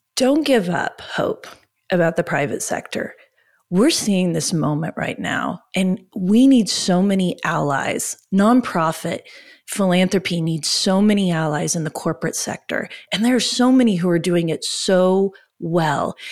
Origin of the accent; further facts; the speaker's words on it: Oklahoma, United States; We're from Oklahoma.